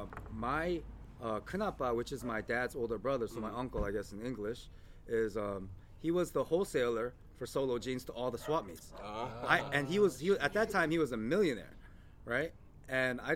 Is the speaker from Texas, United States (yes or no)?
yes; San Antonio, Texas, United States; I was born in San Antonio